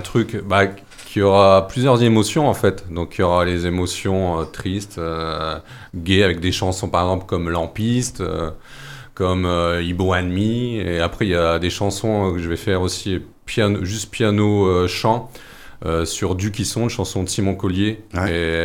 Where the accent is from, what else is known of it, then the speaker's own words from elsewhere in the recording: Noyelles-Godault, Hauts-de-France, France; j'ai passé mon enfance sur Noyer-le-Godot et j'ai toujours vécu dans, dans ce milieu euh, minier